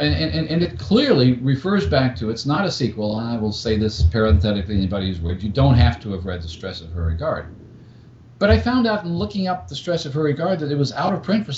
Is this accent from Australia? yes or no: yes; Australia; growing up in Australia, finding bookshops, finding things that might have been in print 10 or 20 or 30 years after their original appearance